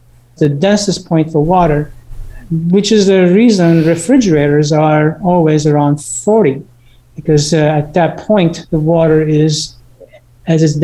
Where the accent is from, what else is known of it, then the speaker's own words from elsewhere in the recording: United States; also born or lived in Beirut, Lebanon / Texas; we've been in America since my early childhood.